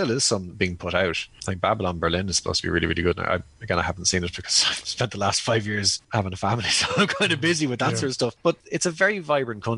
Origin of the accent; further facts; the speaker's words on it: Ireland; I definitely feel like an outsider in Ireland, but I've always felt like an outsider in Ireland. And, you know, my dad was a homegrown outsider, my mother's an actual outsider.